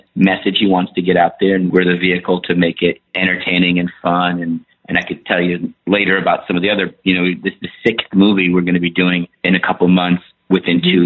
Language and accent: English; Petaluma, California, United States; also born or lived in Iran; I was born in Iran. I grew up in Northern California